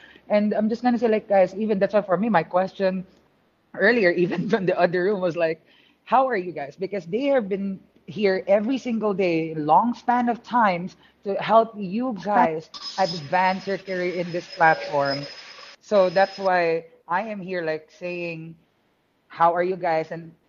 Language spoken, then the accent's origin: English; Philippines; I'm a Filipino, and I'm surrounded by really great talented Latinx and Hispanics here in this room right now